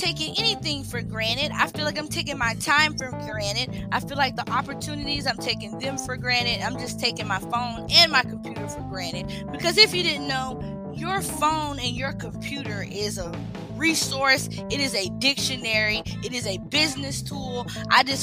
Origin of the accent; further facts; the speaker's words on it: Charlotte, North Carolina, United States; I was born in Charlotte, North Carolina